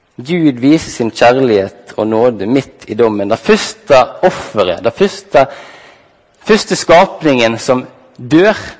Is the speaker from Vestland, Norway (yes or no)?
yes; Halsnøy, Vestland, Norway; Jeg ble tidlig tatt med på bedehuset Soar hjemme på Halsnøy